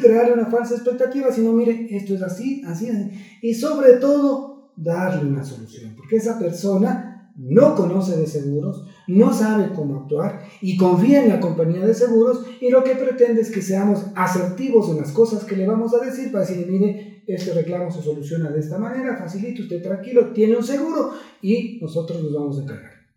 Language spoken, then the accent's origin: Spanish; Ecuador